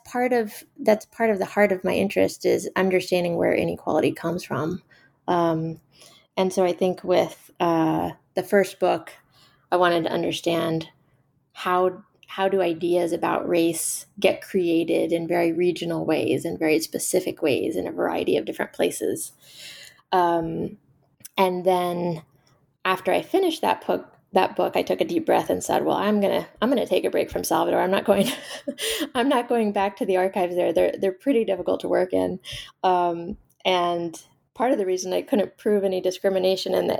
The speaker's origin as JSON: {"language": "English", "town": "Austin", "region": "Texas", "country": "United States", "tie": "born or raised there", "said": "I grew up in Austin, Texas, and had much more of a connection to Mexico"}